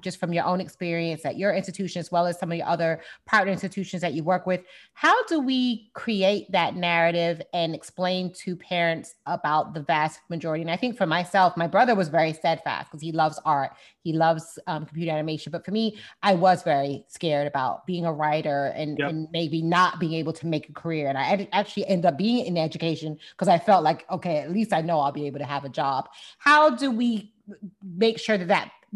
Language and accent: English; South Florida, United States; I'm from South Florida